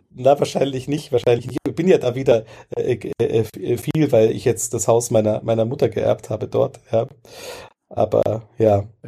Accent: Ebersberg, Bavaria, Germany; ich bin ja, groß geworden in Bayern auf dem Land

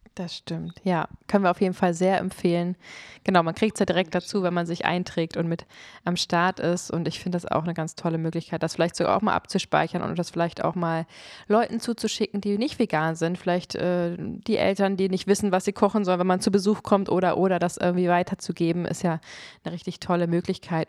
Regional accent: Germany; ich bin Deutsche

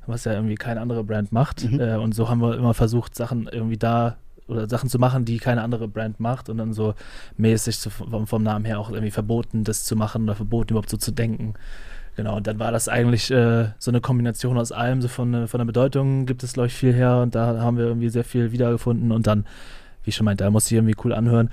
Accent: Flensburg, Schleswig-Holstein, Germany; ich komme aus Flensburg

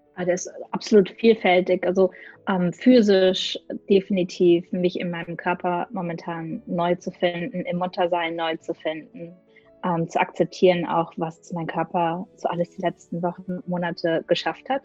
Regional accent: Gelsenkirchen, North Rhine-Westphalia, Germany; moved away; Geboren und aufgewachsen bin ich in Gelsenkirchen

